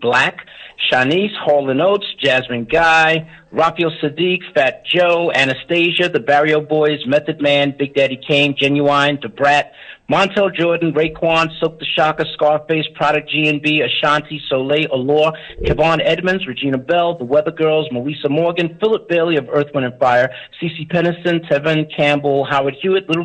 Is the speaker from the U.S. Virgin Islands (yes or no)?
yes; U.S. Virgin Islands; I was born in St. Thomas, Virgin Islands.